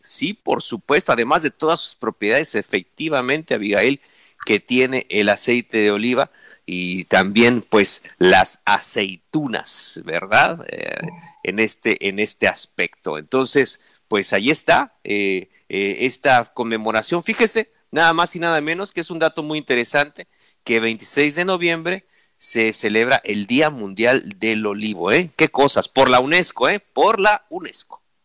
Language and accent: Spanish; Mexico; nosotros como mexicanos